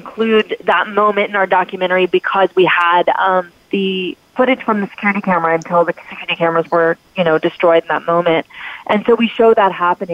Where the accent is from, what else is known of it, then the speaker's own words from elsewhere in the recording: Texas, United States; moved away as an adult; also born or lived in New York; from Texas originally. I live in Texas again. I just recently moved back here. And so I grew up in a place with similar values